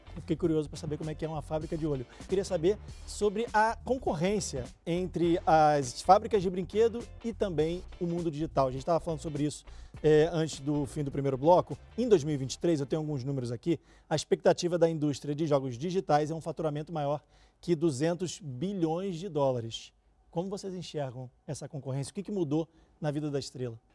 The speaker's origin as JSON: {"language": "Portuguese", "region": "Rio de Janeiro", "country": "Brazil", "moved": "yes", "lives_now": "São Paulo, Brazil", "said": "eu sou carioca, então no Rio de Janeiro eu gostava de comprar as casas"}